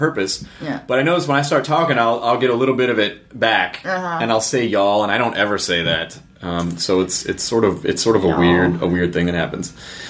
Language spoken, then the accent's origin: English; Tennessee, United States; also born or lived in Arkansas; I grew up in Tennessee, and I lived in Arkansas, and it is infectious.